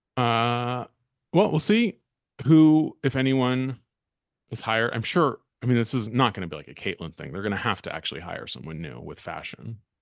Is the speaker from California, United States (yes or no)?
yes; Berkeley, California, United States; my hometown of Berkeley, California